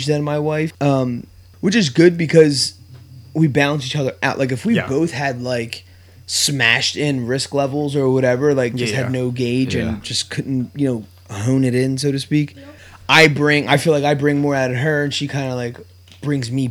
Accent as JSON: {"language": "English", "town": "Bristol", "region": "Pennsylvania", "country": "United States", "tie": "born or raised there", "also_born_or_lived": "Philadelphia", "said": "we grew up in Bristol Borough, went to Bristol High. It's like a small town, small school"}